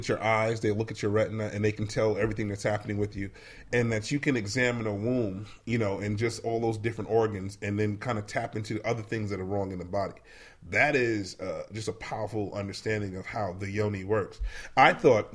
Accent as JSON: {"language": "English", "region": "New York", "country": "United States", "said": "I'm from the city. I'm from New York."}